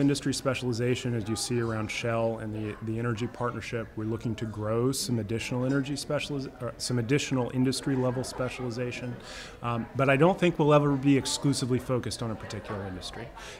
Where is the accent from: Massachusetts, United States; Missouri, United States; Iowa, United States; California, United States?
California, United States; Los Angeles; So I grew up in Los Angeles, moved here in 2000.